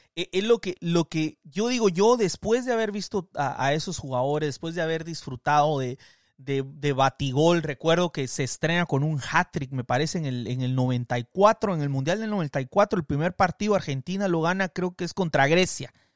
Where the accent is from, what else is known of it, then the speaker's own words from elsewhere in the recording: Guatemala; moved away as an adult; also born or lived in Guatemala City; now in United States; yo crecí en Guatemala, yo me vine a los 27 años, 28 años a los Estados Unidos